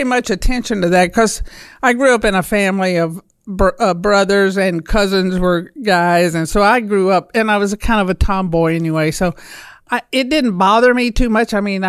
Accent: Pickens County, West Alabama, United States; West Alabama, Pickens County, near Tuscaloosa.

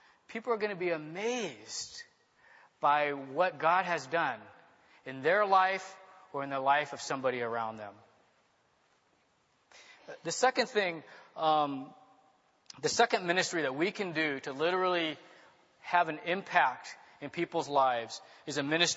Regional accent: Long Beach, California, United States; also born or lived in Hong Kong; So I grew up in Long Beach in a very middle-class, normal family.

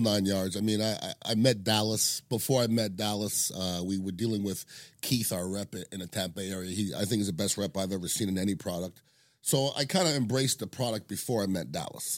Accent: Montreal, Quebec, Canada; moved away; I'm from Montreal, Canada

